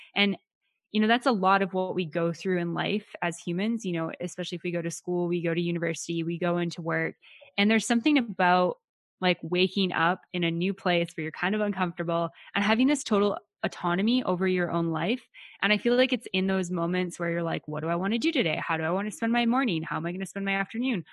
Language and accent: English; Western Canada, Canada; I'm from Western Canada. Nobody speaks Spanish over here